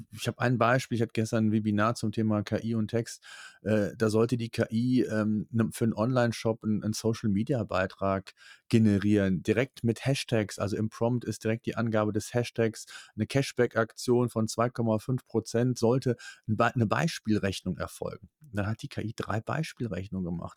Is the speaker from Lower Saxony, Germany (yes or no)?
no; Cologne, North Rhine-Westphalia, Germany; Es ist so diese Mentalität, wie die bei uns in Köln so ist